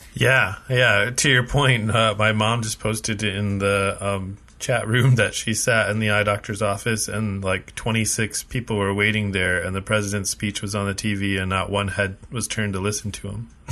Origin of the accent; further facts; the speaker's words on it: United States; now in Canada; I'm from America